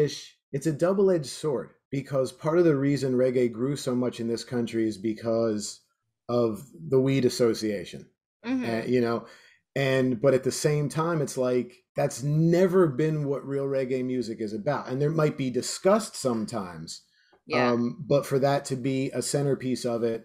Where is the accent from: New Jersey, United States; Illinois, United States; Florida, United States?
Florida, United States; South; moved away as an adult; I grew up in South Florida back in the 90s